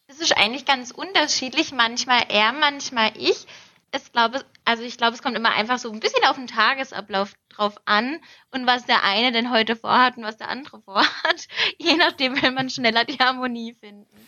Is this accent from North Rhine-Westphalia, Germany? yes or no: no; Lahr, Baden-Württemberg, Germany; bei uns